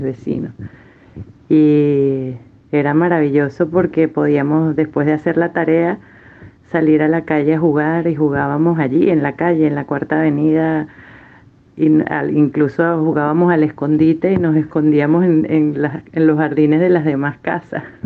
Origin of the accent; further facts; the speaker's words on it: Caracas, Miranda, Venezuela; Yo nací en Caracas, en la clínica El Ávila, donde por cierto nacieron también mis dos hijos. Y crecí en Altamira